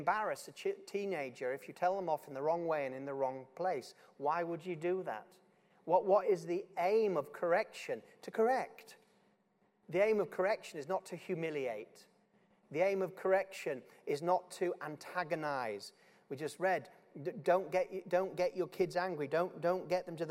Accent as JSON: {"language": "English", "region": "Yorkshire and the Humber", "country": "United Kingdom", "said": "I'm just from Yorkshire"}